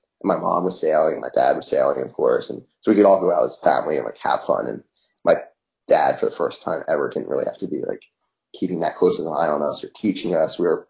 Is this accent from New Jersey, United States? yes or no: yes; Cape May, New Jersey, United States; And I was born in Cape May, New Jersey, and you know, that's where we lived, and that's where my dad learned to sail.